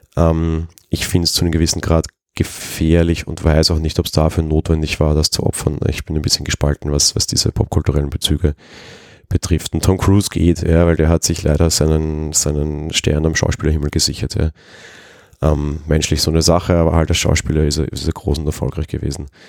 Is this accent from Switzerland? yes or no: no; Vienna, Austria; ich bin aus Wien